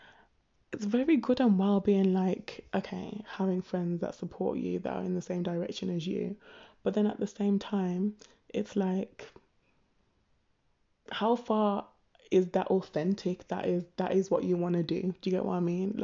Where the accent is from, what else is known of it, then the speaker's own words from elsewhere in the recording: Birmingham, West Midlands, United Kingdom; growing up in Birmingham, it was a case of, obviously, I'm a Brummie